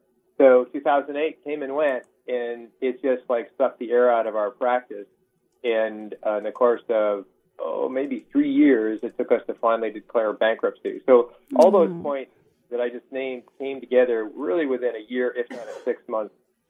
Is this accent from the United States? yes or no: yes; New England, United States; now in New Bern, United States; I grew up in New England